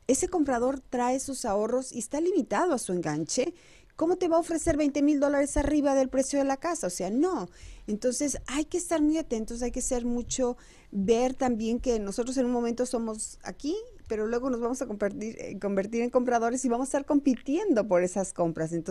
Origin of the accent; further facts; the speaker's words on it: Mexico; now in United States; información oportuna para todos los que somos nuevos aquí en Estados Unidos. Sí, también porque eso también eh, venimos de México con esa inquietud de llegar y comprar casa